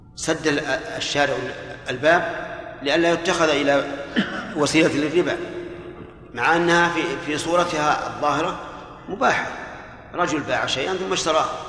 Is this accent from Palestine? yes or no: no; Saudi Arabia; هنا في عندنا في, في المملكة